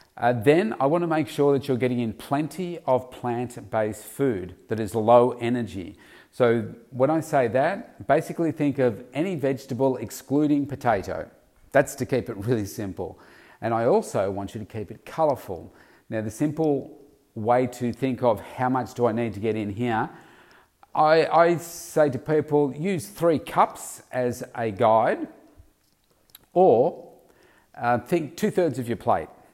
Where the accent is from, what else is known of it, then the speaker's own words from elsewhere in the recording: Victoria, Australia; my hometown state of Victoria